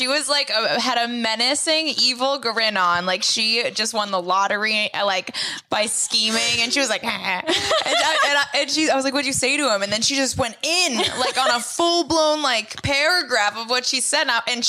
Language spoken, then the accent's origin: English; Boston, Massachusetts, United States; We're and from Boston.